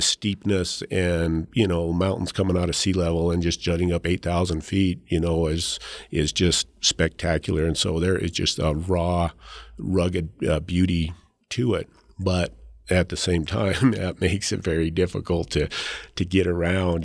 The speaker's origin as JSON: {"language": "English", "town": "Leadville", "region": "Colorado", "country": "United States", "tie": "born or raised there", "said": "I grew up in Leadville, so, you know, the town sits at ten thousand feet"}